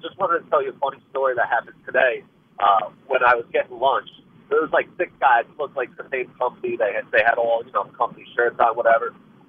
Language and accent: English; New York, United States; Yeah, and there's nothing better, you know, it happening in New York, being a New Yorker.